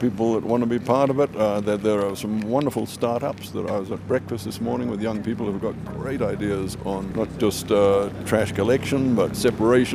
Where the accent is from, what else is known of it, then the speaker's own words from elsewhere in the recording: Fiji; I come from Fiji, where we, of course, live with the ocean every day.